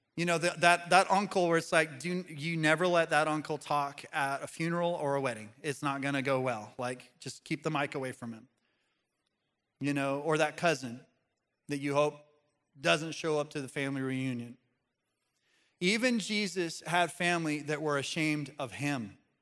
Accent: Pagosa Springs, Colorado, United States; moved away; I go back to my hometown. Uh, this is in Pagosa Springs, Colorado.

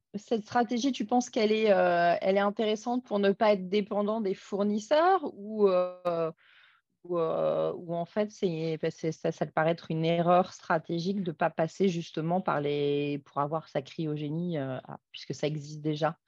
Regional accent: Grenoble, Auvergne-Rhône-Alpes, France; chez nous à Grenoble

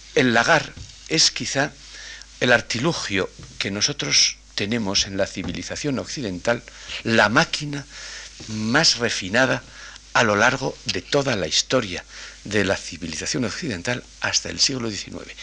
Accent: a village on the Castilian plain, Castile, Spain; en mi pueblo, que es como Unamuno reflejaba la llanura castellana, llano como la palma de la mano

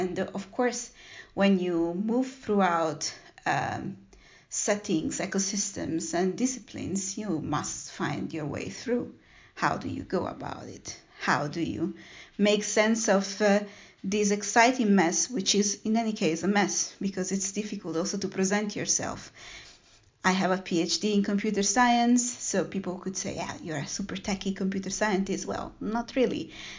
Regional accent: Italy; born there; I was born in Italy, and I got the chance to travel

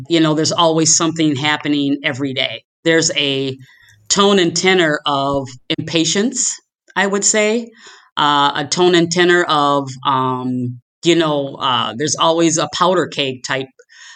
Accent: Minneapolis, Minnesota, United States; I am born and raised in South Minneapolis

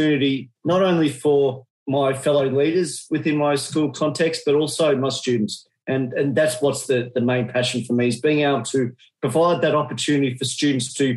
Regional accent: Australia; accent: Australian; excuse my Australian accent

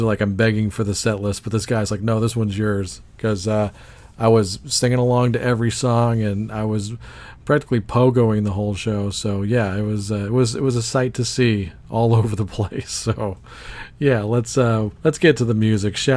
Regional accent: Dallas, Texas, United States; we're from Dallas

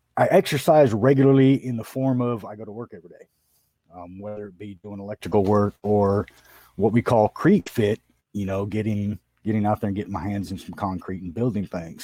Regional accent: San Diego, California, United States; also born or lived in Oklahoma; I grew up in Southern California in San Diego

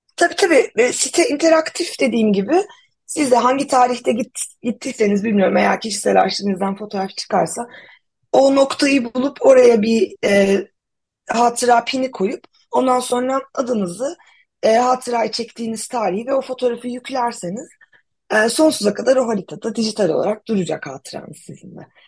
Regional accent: Antakya, Hatay, Turkey; moved away as an adult; now in Ankara, Turkey; ben şey 89 yılında Antakya'da doğdum. E, üniversite için şehirden yarım göç edene kadar e, hep Antakya merkezde yaşadım

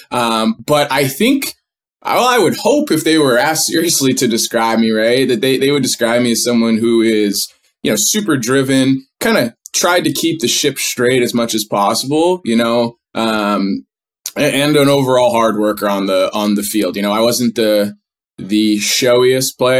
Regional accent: Northeast, United States; I grew up in the Northeast where kids are handed a stick

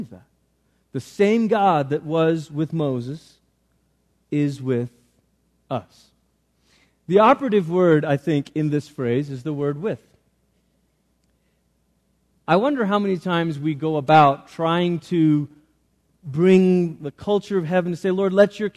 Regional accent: Malaysia; now in United States; I grew up in Malaysia. I'm a Malaysian citizen

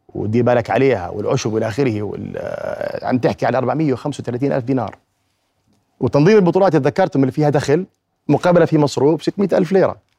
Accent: Jordan; عندنا في الأردن

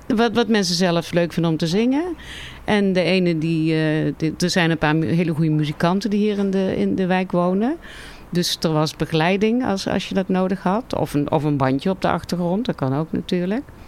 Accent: Tilburg, North Brabant, Netherlands; vlakbij waar ik ben opgegroeid

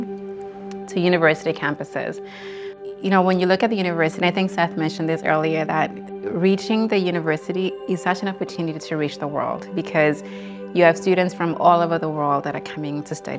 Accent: Eswatini; moved away as an adult; also born or lived in Boston, United States; Sort of growing up in Swaziland, where I grew up with my parents, it was, you know, back home in Swaziland

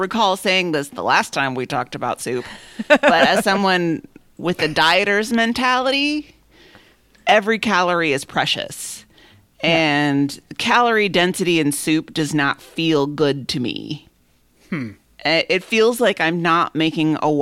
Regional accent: Minnesota, United States; I'm from Minnesota.

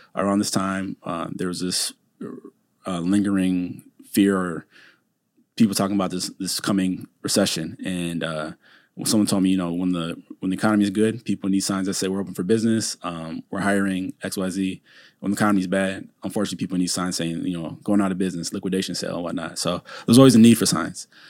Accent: Saint Paul, Minnesota, United States; also born or lived in Chapel Hill, North Carolina; I'm originally from Saint Paul, Minnesota, Maplewood area, and, uh, that's where I grew up

